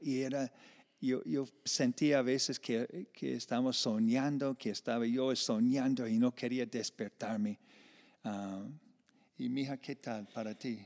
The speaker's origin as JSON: {"language": "Spanish", "region": "Iowa", "country": "United States", "moved": "as an adult", "lives_now": "Medellín, Colombia", "said": "yo vengo de una parte de Iowa como de agricultura y, fincas y vacas"}